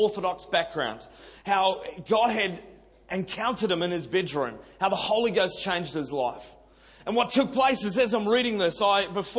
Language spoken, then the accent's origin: English; Auckland, New Zealand; now in Sydney, Australia; I'm a Kiwi boy, born and bred in Auckland City, and South Auckland.